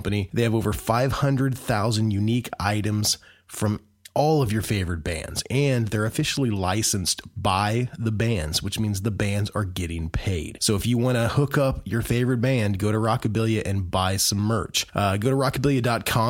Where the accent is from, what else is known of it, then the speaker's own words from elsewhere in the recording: Muncie, Indiana, United States; Muncie, my hometown where I live